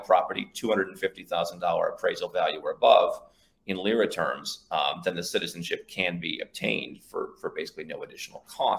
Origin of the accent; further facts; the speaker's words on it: United States; moved away; when I was born in the United States in 1984